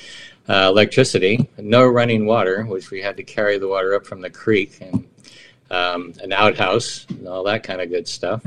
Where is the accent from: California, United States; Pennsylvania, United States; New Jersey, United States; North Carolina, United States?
California, United States; San Francisco; where I grew up on Filbert and Jones in San Francisco, it was solamente 100% Italiano.